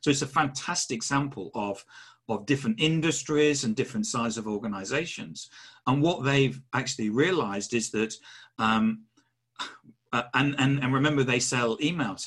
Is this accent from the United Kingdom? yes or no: yes; England, United Kingdom; I'm English